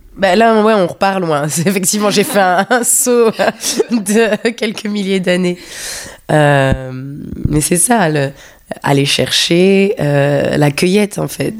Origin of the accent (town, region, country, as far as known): Paris, Île-de-France, France; born or raised there; moved away as an adult; also born or lived in London